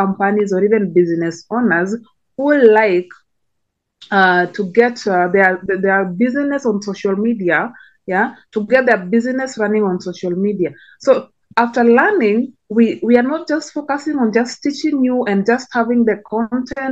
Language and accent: English; Kenya; So like my country, I come from Kenya.